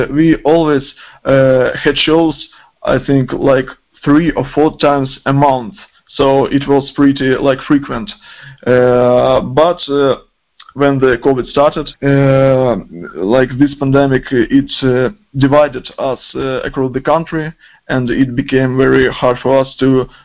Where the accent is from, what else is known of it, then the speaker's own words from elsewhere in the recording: Izium, Kharkiv Oblast, Ukraine; English is a second language; now in Kharkiv, Ukraine; I'm from Ukraine, from Kharkiv. Actually, uh, I'm not from Kharkiv. Kharkiv is like uh, center of a district. I'm from a small town, Izum, and uh, here in Kharkiv